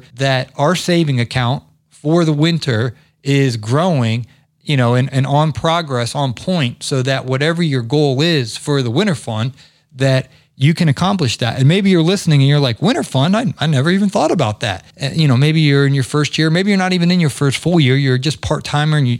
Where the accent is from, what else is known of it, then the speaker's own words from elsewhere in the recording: Ohio, United States; moved away as an adult; also born or lived in the South; I grew up in Ohio.